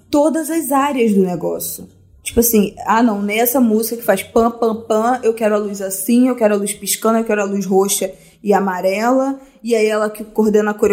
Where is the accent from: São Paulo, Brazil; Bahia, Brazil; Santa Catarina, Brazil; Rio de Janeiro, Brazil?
Rio de Janeiro, Brazil; Eu sou do Rio e eu gosto muito de funk desde muito nova. Eu tô com 24 anos agora.